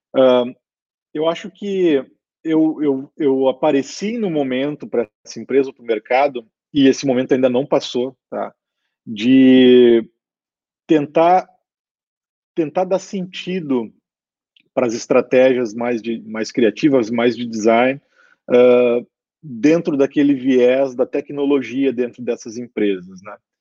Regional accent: Canoas, Rio Grande do Sul, Brazil; sou aqui do Sul, estou do ladinho de Porto Alegre, estou em Canoas, nascido e criado

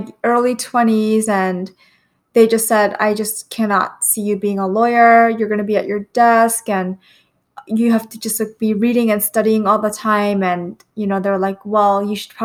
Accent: New York City, New York, United States; I grew up in Queens, New York

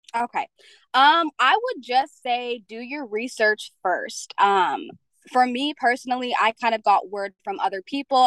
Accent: Pennsylvania, United States; moved away as an adult; also born or lived in Jamaica; now in Alaska, United States; I am originally from Jamaica, but I grew up in Pennsylvania.

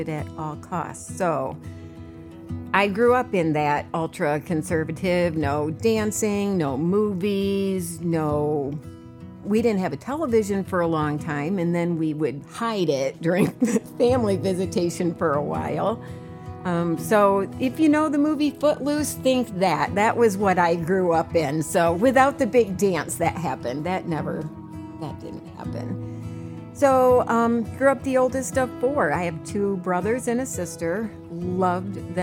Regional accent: Hudsonville, Michigan, United States; I grew up in Hudsonville, Michigan, the oldest of four children

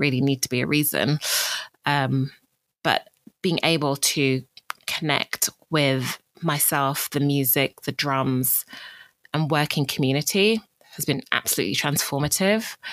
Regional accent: Bromley, London, United Kingdom; also born or lived in Greenwich; I grew up in Bromley, um, which is a neighbouring borough

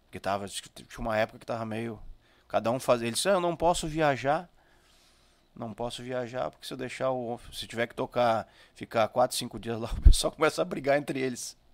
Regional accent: São Francisco de Paula, Rio Grande do Sul, Brazil; eu sou de São Chico.

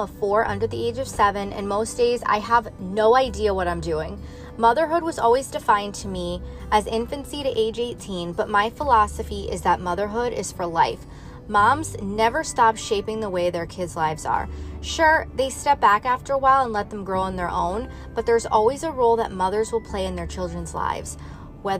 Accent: Meriden, Connecticut, United States; my hometown of Meriden, Connecticut

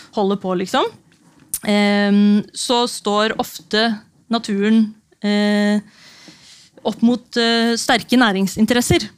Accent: Notodden, Vestfold og Telemark, Norway; moved away; da jeg tok det radikale valget å flytte tilbake til eh, hjembyen min Notodden for fire år siden

